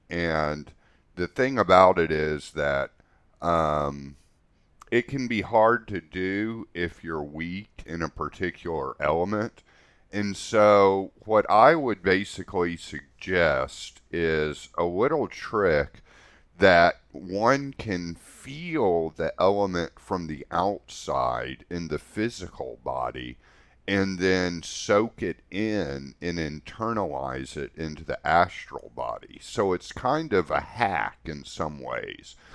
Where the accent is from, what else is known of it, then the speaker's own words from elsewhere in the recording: Houston, Texas, United States; growing up in Houston, Texas, where it was just really hot all the time